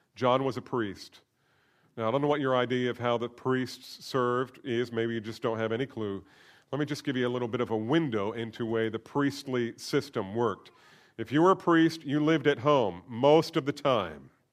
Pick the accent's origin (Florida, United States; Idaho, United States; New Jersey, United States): New Jersey, United States; Trenton; I was born in Trenton, New Jersey